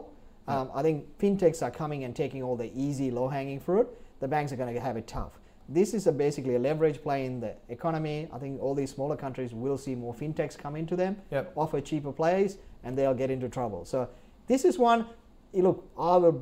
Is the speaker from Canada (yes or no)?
no; Sri Lanka; now in Australia; I'm from Sri Lanka